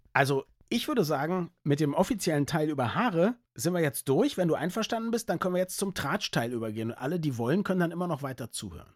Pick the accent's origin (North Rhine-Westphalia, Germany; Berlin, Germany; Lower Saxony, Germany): Berlin, Germany; Ich als nicht sportbegeisterter Berliner